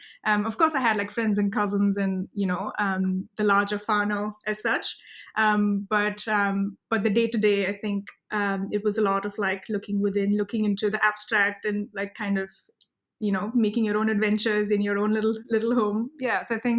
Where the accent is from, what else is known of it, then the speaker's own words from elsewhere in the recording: Mumbai, Maharashtra, India; moved away as an adult; also born or lived in Stanford, United States / Bay Area, United States; now in Wellington, New Zealand; I grew up in Bombay, so when people ask me, you know, what is home, I'm like, yeah, Bombay. Oh, Mumbai.